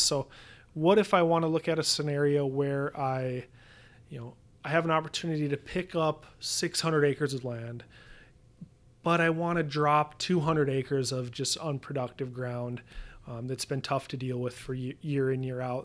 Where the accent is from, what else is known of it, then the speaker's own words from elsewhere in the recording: Williston, North Dakota, United States; moved away as an adult; I grew up in Williston, North Dakota, so far northwestern North Dakota.